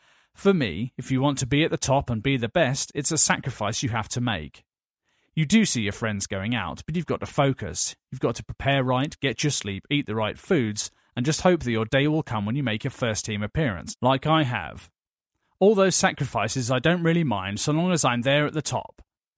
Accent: Peckham, London, United Kingdom; I grew up in South London on the Missenden Estate, near Peckham.

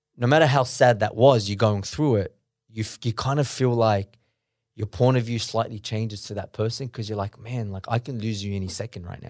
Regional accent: Sydney, New South Wales, Australia; born in Australia.

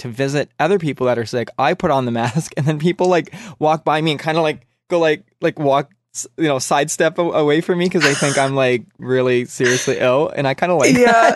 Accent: Canada; I'm the Canadian half of the show

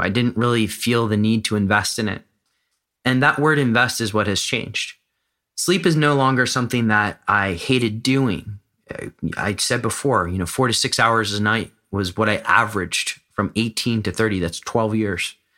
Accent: United States; moved away as an adult; now in Amsterdam, Netherlands; I live in Amsterdam. I'm American

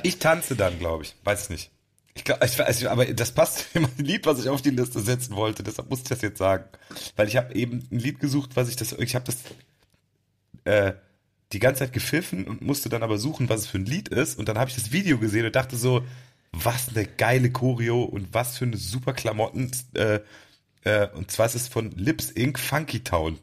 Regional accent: Cologne, North Rhine-Westphalia, Germany; wir kommen ja aus Stammheim

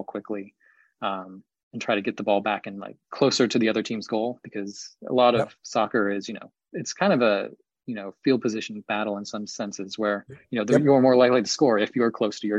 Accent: Columbus, Ohio, United States; I grew up in Columbus

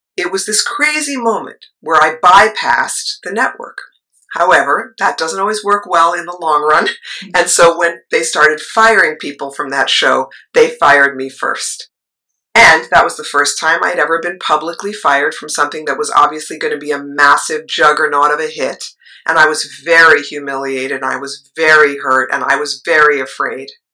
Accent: New York City, New York, United States; that little eight year old growing up in New York City

